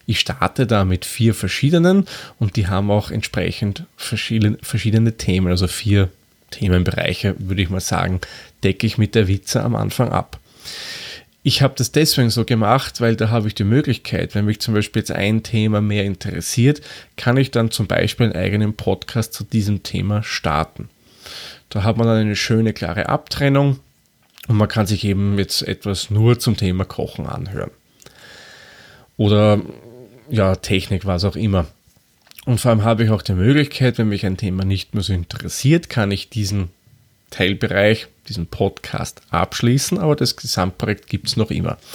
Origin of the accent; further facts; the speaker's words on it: Lower Austria, Austria; accent: Austrian; now in Vienna, Austria; Wie man vielleicht anhand von meiner Sprechweise erkennen kann, komme ich aus Österreich. Genauer gesagt wohne ich in Wien. Und wer es ganz genau wissen will, ich bin kein gebürtiger Wiener, komme eigentlich aus dem Waldviertel.